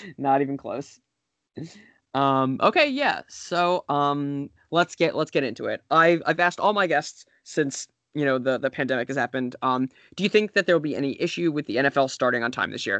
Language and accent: English; New York City, New York, United States; I grew up in the New York City area